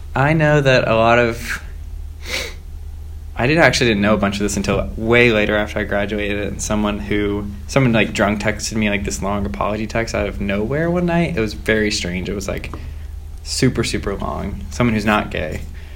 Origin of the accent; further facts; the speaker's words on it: Myrtle Beach, South Carolina, United States; I'm from South Carolina.